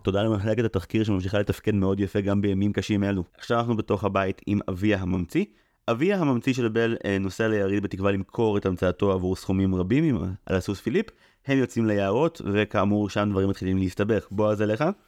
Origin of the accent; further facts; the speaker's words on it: Israel; אני במקור מקיבוץ